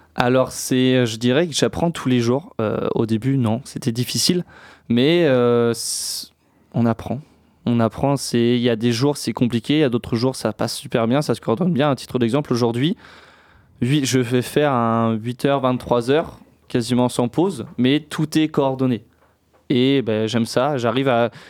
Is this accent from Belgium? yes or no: no; Niort, Nouvelle-Aquitaine, France; je suis originaire de Niort